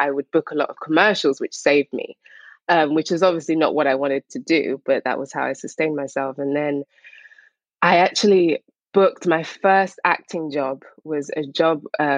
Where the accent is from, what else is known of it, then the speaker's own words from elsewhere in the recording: Harrow, London, United Kingdom; also born or lived in St. Lucia / Barbados; I'm from England